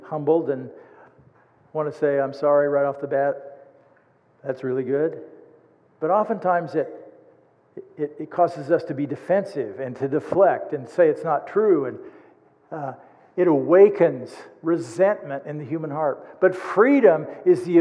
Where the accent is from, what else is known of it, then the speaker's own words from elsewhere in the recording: United States; as an American